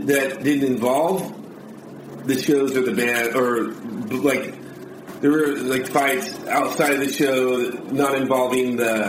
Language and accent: English; Harbor City, California, United States; born or raised there